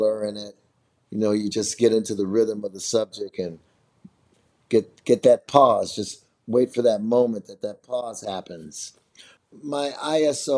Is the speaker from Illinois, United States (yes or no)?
yes; Chicago, Illinois, United States; I'm from Chicago